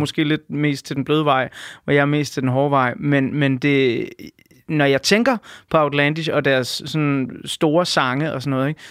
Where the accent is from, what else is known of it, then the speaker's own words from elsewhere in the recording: Denmark; jeg er født og opvokset i Danmark